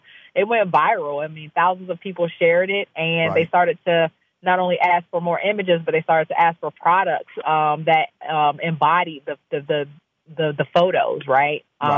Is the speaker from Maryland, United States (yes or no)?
yes; Maryland, United States; born or raised there